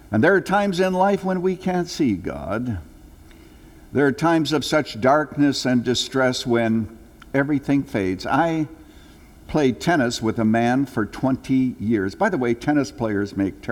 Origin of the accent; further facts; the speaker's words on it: Canada; moved away; When I was a little boy growing up in Canada